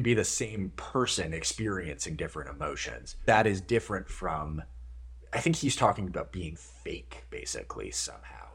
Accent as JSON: {"language": "English", "region": "Minnesota", "country": "United States", "tie": "born or raised there", "said": "I grew up in Minnesota with a sort of combination of Midwestern and, like, Victorian English kind of family values"}